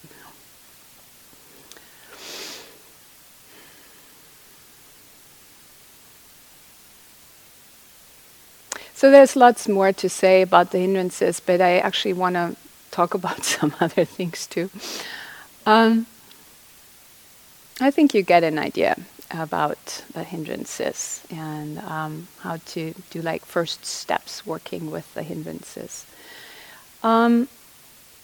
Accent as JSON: {"language": "English", "country": "Germany", "moved": "yes", "lives_now": "United States", "said": "I didn't grow up here, I'm from Germany"}